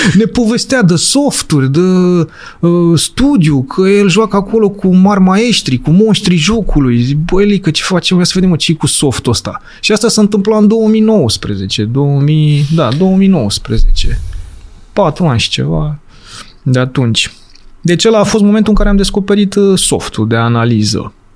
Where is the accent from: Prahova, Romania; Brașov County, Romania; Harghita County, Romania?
Prahova, Romania; Urlați; eu sunt de fel din Prahova, urlați Prahova